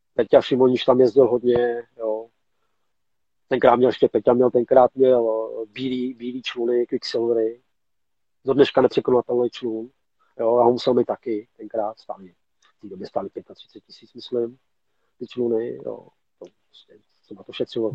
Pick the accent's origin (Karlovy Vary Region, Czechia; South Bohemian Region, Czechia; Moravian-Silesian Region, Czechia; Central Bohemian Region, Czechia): Central Bohemian Region, Czechia; Mladá Boleslav; jsme Boleslaváci, Michali z Boleslavě, jsme prostě kousek od sebe